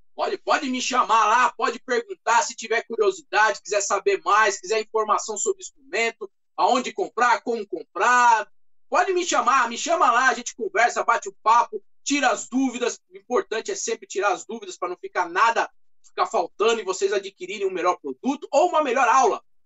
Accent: Brazil; tenho um pouquinho de alemão, é, sou brasileiro

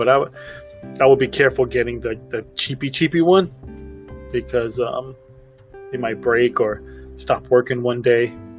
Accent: Brooklyn, New York, United States; accent: Brooklyn; I'm born and raised in Brooklyn, and I feel like I lost a lot of it. But, however, when I get around my family, it comes right out.

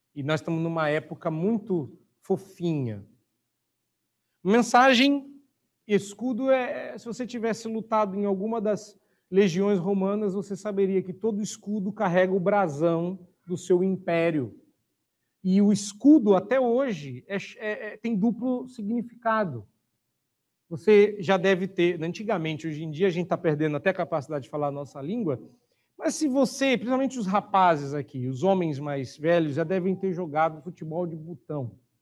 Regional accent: Brazil; eu sou brasileiro

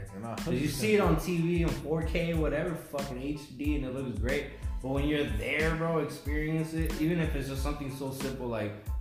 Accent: Ciudad Juarez, Chihuahua, Mexico; I'm from Ciudad Juarez, Mexico

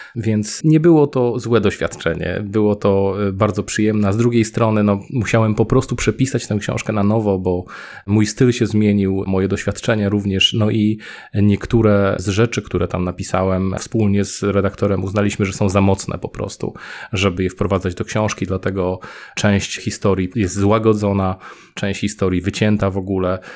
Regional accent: Poznań, Greater Poland, Poland; moved away as an adult; also born or lived in Norway / Sieraków; now in Keflavík, Iceland; jestem z Poznania

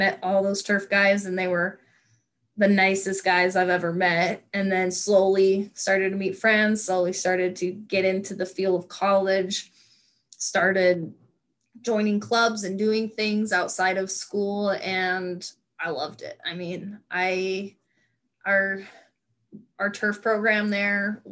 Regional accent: Nevada, United States; moved away as an adult; also born or lived in North Dakota; I'm from a small town in Nevada where the people I graduated kindergarten with are the same people I graduated high school

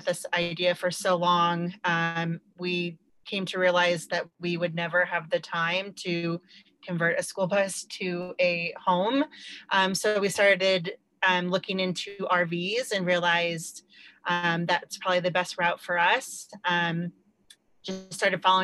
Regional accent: Park City, Utah, United States; moved away as an adult; we are from Utah, outside of Park City, Utah

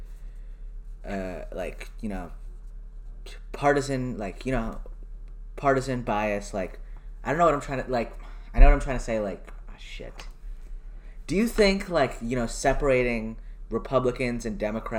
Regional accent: Canada; as a Canadian

